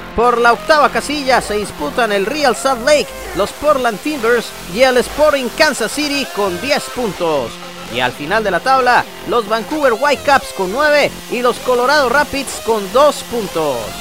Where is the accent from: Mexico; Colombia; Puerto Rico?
Colombia; moved away; el Colombiano